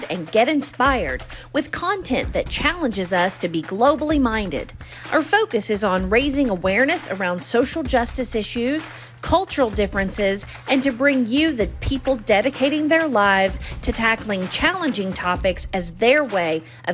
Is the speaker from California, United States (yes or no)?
no; Humboldt, Tennessee, United States; I grew up in Humboldt, Tennessee